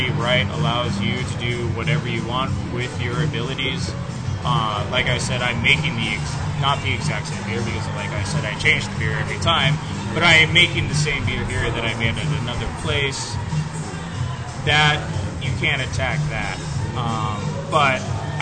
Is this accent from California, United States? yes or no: yes; San Diego, California, United States; also born or lived in Santee / Chula Vista; I was born and raised in San Diego, born in Grossmont Hospital, spent 2 months in Santee, and then spent 20 years in Chula Vista